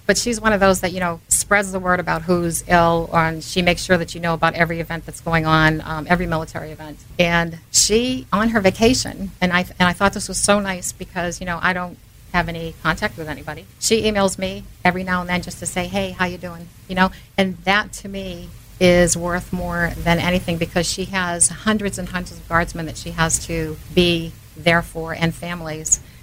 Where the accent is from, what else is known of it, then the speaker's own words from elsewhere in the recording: Manchester, New Hampshire, United States; I grew up in Manchester